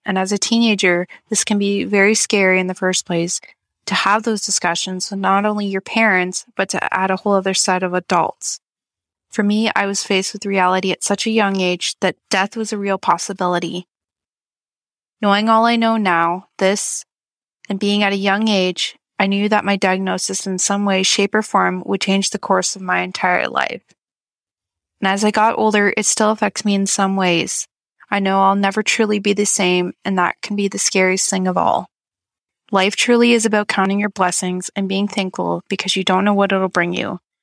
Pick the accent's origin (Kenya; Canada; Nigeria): Canada; I'm from Canada